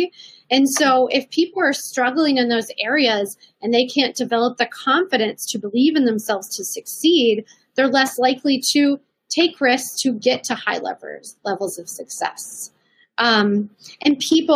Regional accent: Midwest, United States; moved away as an adult; now in Colorado, United States; I grew up in the Midwest

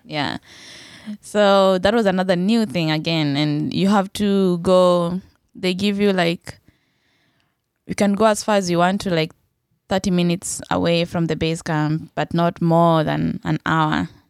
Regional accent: Kenya; I was from Kenya

